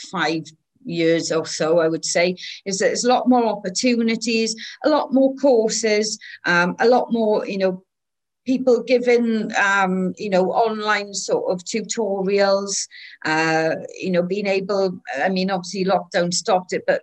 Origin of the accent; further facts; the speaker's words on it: Wales, United Kingdom; well, I'm Welsh, but I'm also English and Irish